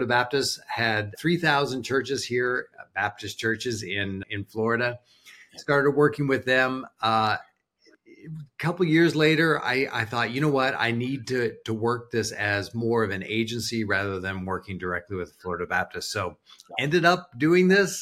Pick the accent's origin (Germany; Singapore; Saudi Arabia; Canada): Canada; New Brunswick; moved away as an adult; now in United States; I was born in Canada, but now I'm an American